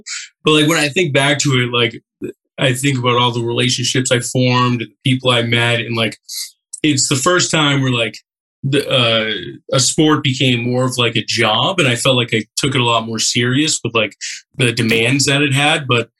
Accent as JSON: {"language": "English", "town": "Millis", "region": "Massachusetts", "country": "United States", "tie": "born or raised there", "said": "Medway, Medfield, Hoppington. We are by far the smallest town, and we had this motto, small school, big family. Like, I graduated with 69 people."}